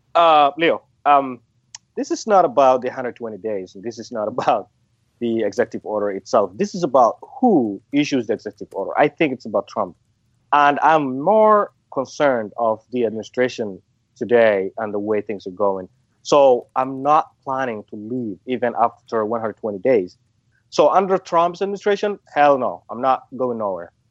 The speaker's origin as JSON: {"language": "English", "country": "Somalia", "moved": "yes", "lives_now": "Portland, United States", "said": "I'm a Somali. I come from Somalia"}